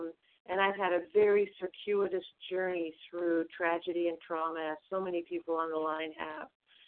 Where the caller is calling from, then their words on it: Vermont, United States; I'm calling from Vermont.